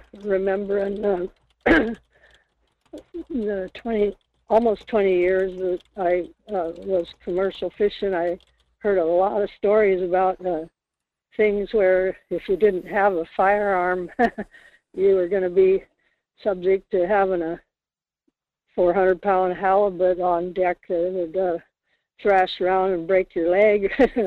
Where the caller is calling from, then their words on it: Kodiak, Alaska, United States; It's … calling from Kodiak.